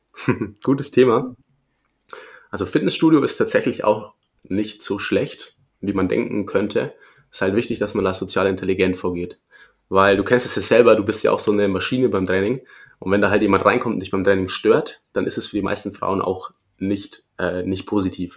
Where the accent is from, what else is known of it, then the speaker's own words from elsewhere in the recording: Erlangen, Bavaria, Germany; Ich komme aus Erlangen